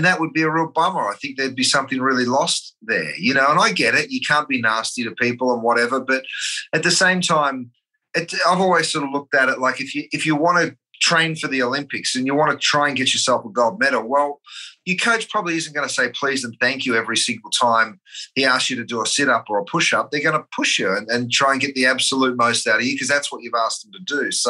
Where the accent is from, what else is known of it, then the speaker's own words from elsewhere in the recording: Australia; moved away; being an Aussie